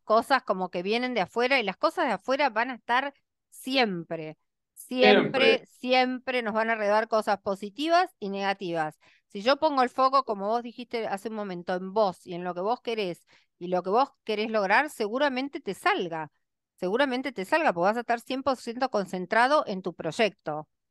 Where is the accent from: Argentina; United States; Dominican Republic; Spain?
Argentina; yo en Miami o en cualquier lugar del mundo me siento muy feliz porque soy como menos observada quizás que en mi país, este, y es una imagen más aceptada. Acá en Argentina